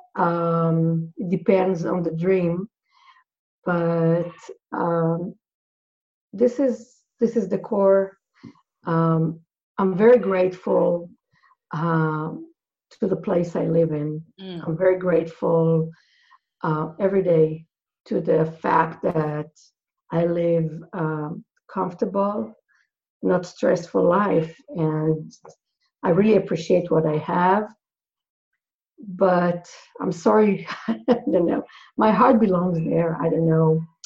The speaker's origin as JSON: {"language": "English", "country": "Israel", "tie": "born or raised there", "said": "everybody who were raised in Israel"}